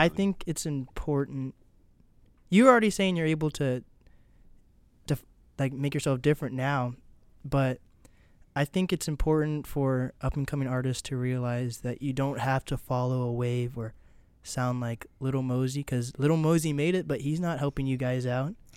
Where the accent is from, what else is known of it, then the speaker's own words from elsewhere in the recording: Seattle, Washington, United States; I am from Seattle.